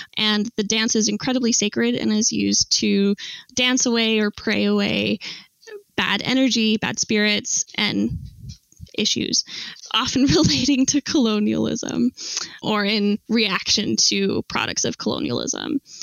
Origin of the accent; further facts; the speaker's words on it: Salt Lake City, Utah, United States; I grew up in Salt Lake City, Utah